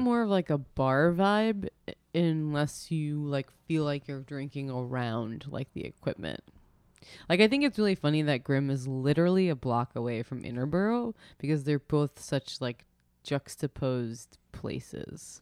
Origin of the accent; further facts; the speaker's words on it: New York, United States; we're from New York